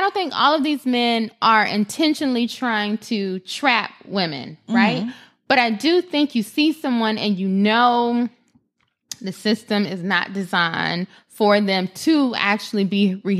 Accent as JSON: {"language": "English", "region": "Florida", "country": "United States", "said": "I am from South Florida."}